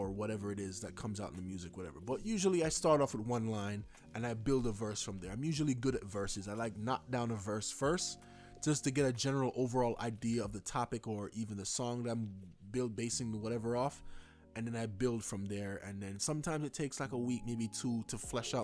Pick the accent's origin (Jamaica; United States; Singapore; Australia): Jamaica; I'm Jamaican